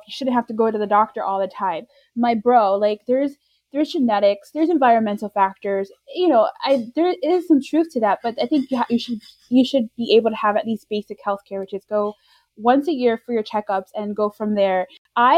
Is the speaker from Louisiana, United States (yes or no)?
no; New York, United States; now in Florida, United States; we both reside in Florida. I was born and raised in New York